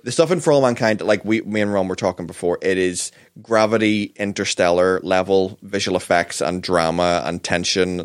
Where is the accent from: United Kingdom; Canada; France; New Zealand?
United Kingdom; Northern Ireland; we're from Northern Ireland